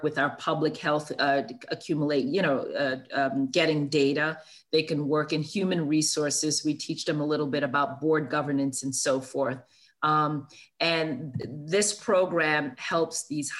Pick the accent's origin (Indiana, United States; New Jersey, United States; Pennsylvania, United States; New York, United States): New York, United States; New York City; I grew up in Brooklyn, New York, with a single parent mom